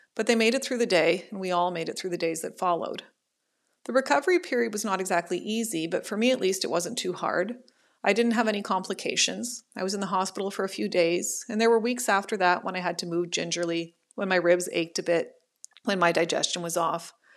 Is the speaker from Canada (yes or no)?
yes; Ottawa, Ontario, Canada; moved away as an adult; now in Toronto, Canada; I was born and raised in Ottawa, but I now live in Toronto